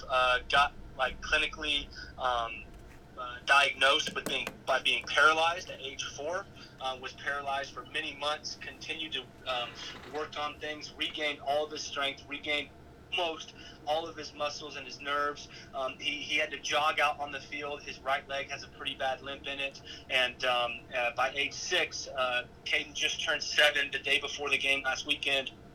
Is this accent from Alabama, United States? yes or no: no; Wiggins, Colorado, United States; moved away as an adult; now in Manhattan, Kansas, United States; back home in Wiggins, Colorado, my hometown